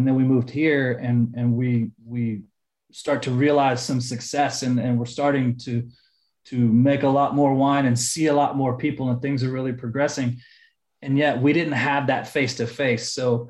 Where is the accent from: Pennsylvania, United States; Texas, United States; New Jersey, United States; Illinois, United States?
Texas, United States; Houston; moved away as an adult; also born or lived in Sonoma, California; now in Austin, United States; I'm from Houston.